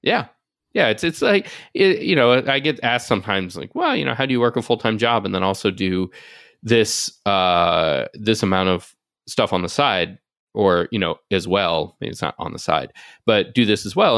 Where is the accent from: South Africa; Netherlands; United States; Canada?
United States; Nashville, Tennessee; moved away; also born or lived in Washington, D.C.; I grew up in Nashville, and even when I moved away, I ended up spending a lot of time back home